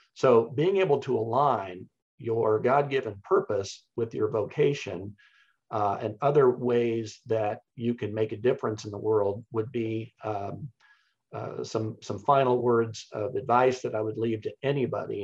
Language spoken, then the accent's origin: English; Wichita, Kansas, United States; I grew up in Wichita, Kansas